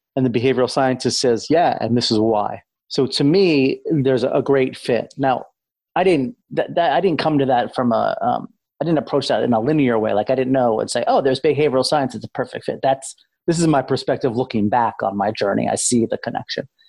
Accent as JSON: {"language": "English", "town": "Amherst", "region": "Massachusetts", "country": "United States", "tie": "born or raised there", "said": "I grew up in New England, Massachusetts, uh, in a town called Amherst, Mass"}